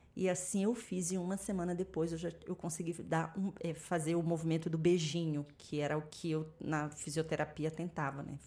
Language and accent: Portuguese; Macapá, Amapá, Brazil; eu nasci em Macapá, lá no Amapá, eu sou do topo do mapa